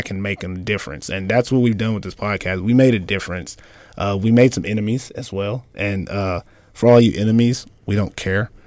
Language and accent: English; United States; moved away as an adult; now in Finland; I'm an American